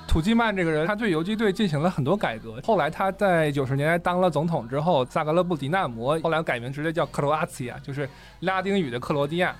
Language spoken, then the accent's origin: Chinese; China